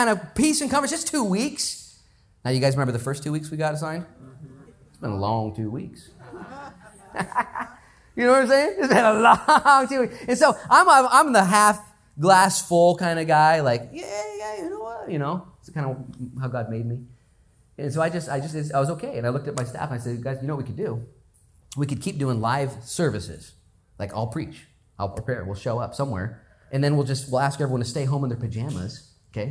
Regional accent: Lincoln County, Oregon, United States; I'm from Lincoln County

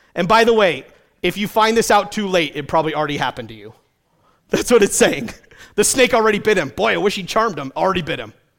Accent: New England, United States; I grew up in New England with lots of stone walls.

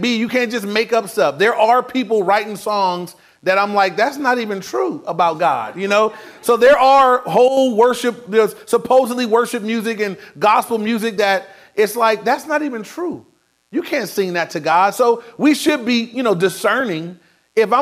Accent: Inglewood, California, United States; Now, I grew up in Inglewood. I was in Inglewood my whole life

